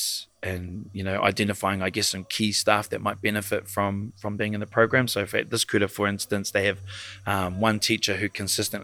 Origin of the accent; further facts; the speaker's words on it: Hastings, Hawke's Bay, New Zealand; now in Stokes Valley, New Zealand; I'm from Hastings, Whaitiri Pūtaua. I live in Stokes Valley now with my wife and our three children